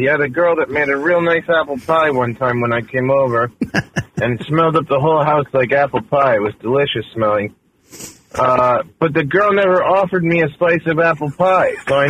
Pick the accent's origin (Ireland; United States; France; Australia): United States; New York City, New York; moved away; As a New Yorker born and raised